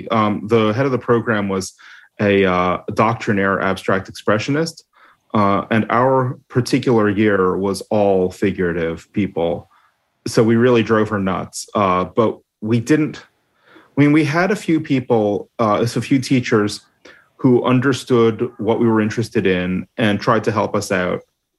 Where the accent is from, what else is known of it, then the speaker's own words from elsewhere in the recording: Toronto, Ontario, Canada; Toronto, mostly.